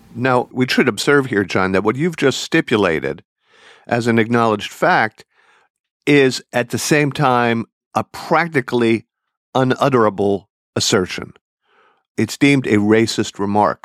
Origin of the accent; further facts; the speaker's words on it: Philadelphia, Pennsylvania, United States; accent: Philadelphia; which I still have traces of, having also grown up in the Philadelphia area